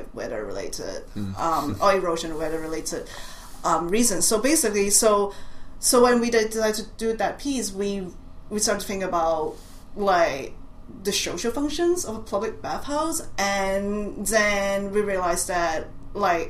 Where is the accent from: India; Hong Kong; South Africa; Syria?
Hong Kong; accent: Cantonese; English is a second language; moved away as an adult; now in Boston, United States; I was born in Hong Kong, and then I left Hong Kong after I finished high school